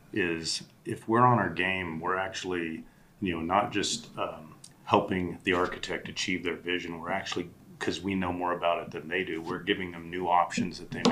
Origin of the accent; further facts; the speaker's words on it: Colorado Springs, Colorado, United States; I grew up in Colorado Springs in Black Forest.